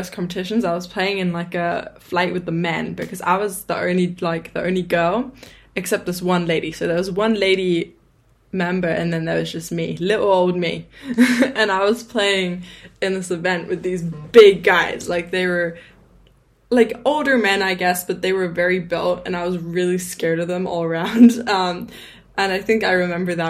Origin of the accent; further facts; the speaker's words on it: England, United Kingdom; I grew up in England